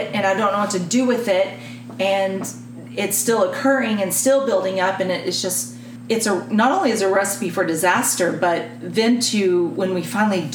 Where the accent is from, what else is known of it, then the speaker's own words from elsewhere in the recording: Texas, United States; I'm a Texan